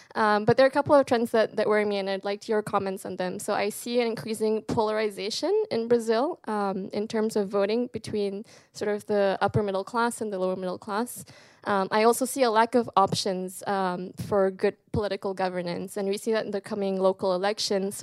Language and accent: English; Malaysia; moved away; coming from Malaysia